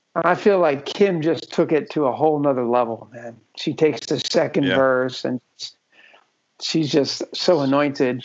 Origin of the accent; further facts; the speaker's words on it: Philadelphia, Pennsylvania, United States; also born or lived in Texas / New Jersey; now in New York City, United States; We're originally from the Philadelphia area kind of Philly, Jersey